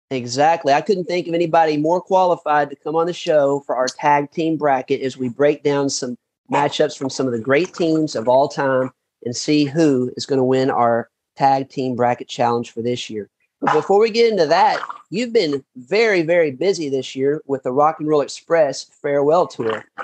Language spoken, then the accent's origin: English; Paducah, Kentucky, United States; now in Melbourne, Florida, United States; I'm from Paducah, gotcha. Kentucky originally